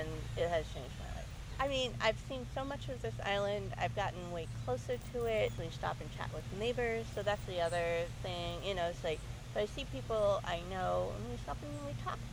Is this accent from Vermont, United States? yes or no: yes; North Hero, Vermont, United States; also born or lived in New Hampshire / Southern New York; But I have grown up since then in Vermont. I grew up in North Hero since I was 11